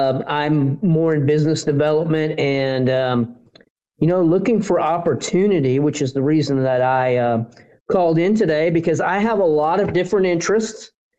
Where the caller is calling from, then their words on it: Houston, Texas, United States; I'm calling in from Houston, Texas.